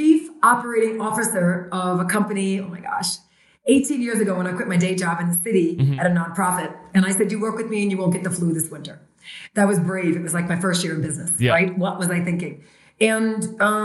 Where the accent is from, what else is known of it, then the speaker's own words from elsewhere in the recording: New York City, New York, United States; born and raised in Brooklyn, New York